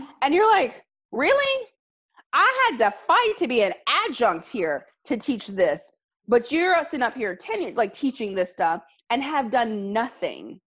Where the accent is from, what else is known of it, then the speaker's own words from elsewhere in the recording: Alabama, United States; my home state of Alabama